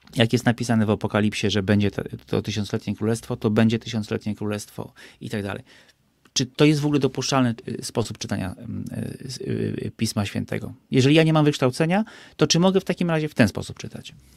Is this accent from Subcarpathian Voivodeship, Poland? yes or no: yes; Bieszczady, Subcarpathian Voivodeship, Poland; ja się wychowałem w Bieszczadach